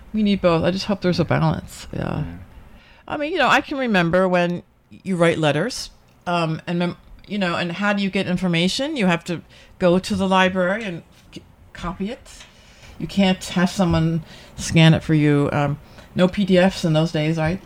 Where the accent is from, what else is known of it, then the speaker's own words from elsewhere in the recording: United States; now in Taiwan; I'm American